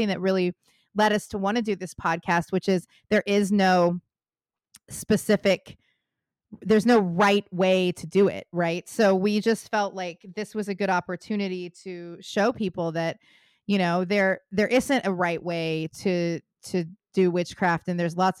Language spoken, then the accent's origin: English; Oregon, United States; moved away as an adult; also born or lived in London / San Francisco Bay Area; I am from Oregon originally. I spent a number of years in London and a number of years in the Bay Area